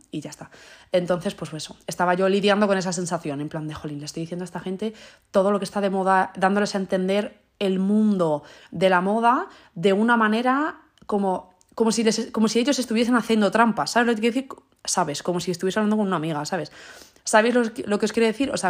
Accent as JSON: {"language": "Spanish", "country": "Spain", "said": "En plan, soy española y leo las palabras en inglés como si fuesen español."}